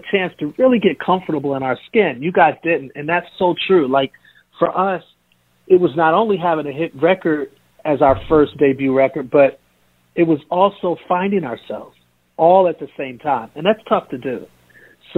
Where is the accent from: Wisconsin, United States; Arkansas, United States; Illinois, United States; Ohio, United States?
Wisconsin, United States; Milwaukee; I grew up in Milwaukee